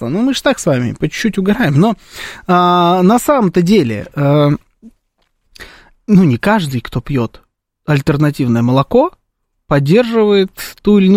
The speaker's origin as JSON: {"language": "Russian", "country": "Armenia", "said": "Как, и как она должна была понять, что я армянин?"}